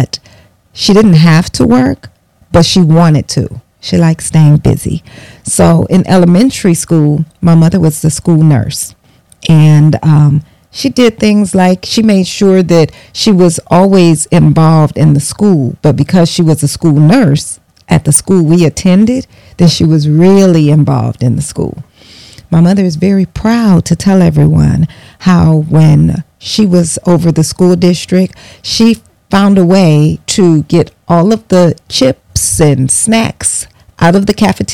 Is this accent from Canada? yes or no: no; Bellwood, Illinois, United States; I grew up in Bellwood, Illinois, a western suburb of Chicago